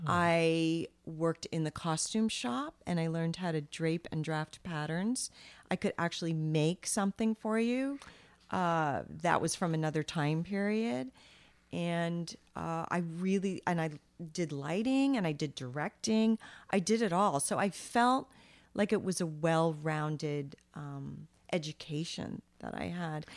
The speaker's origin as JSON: {"language": "English", "region": "Vermont", "country": "United States", "tie": "born or raised there", "also_born_or_lived": "Long Island, New York", "said": "so I was born on Long Island, but then when I was eleven or twelve, we moved to Vermont."}